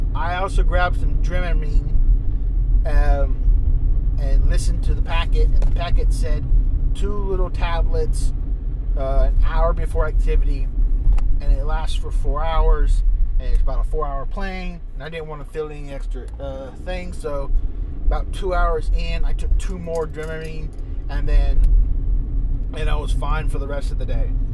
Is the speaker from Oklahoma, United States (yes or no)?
no; Maiden, North Carolina, United States; as soon as I got into Maiden as soon as I got in my hometown